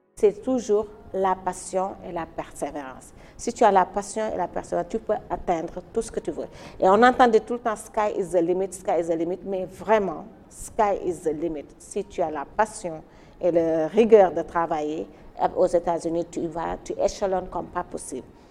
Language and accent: French; Dakar, Senegal; moved away as an adult; also born or lived in New York, United States / Washington, United States; Je suis sénégalaise, je suis née et j'ai grandi à Dakar.